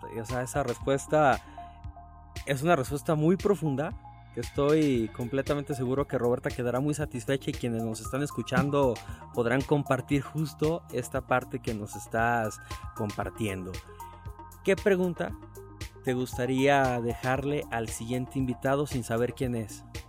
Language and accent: Spanish; Aguascalientes, Mexico; somos muchos los que obviamente somos oriundos de Aguascalientes